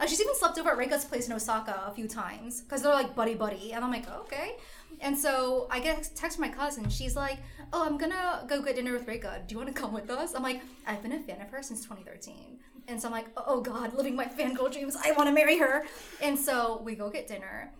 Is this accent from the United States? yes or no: yes; United States; I'm Vietnamese, but I was born in America